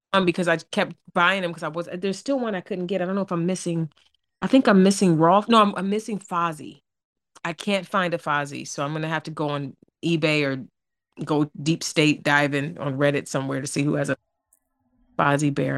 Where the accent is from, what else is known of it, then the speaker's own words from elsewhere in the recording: East Cleveland, Ohio, United States; moved away; I grew up in East Cleveland in Warrensville